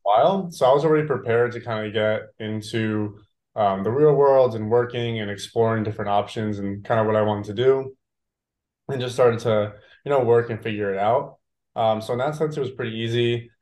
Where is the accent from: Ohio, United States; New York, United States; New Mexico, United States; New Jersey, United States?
New Jersey, United States; moved away as an adult; now in Austin, United States; growing up in Jersey